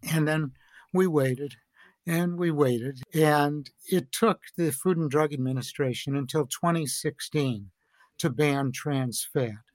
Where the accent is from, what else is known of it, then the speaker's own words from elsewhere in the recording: Chicago, Illinois, United States; I grew up in Chicago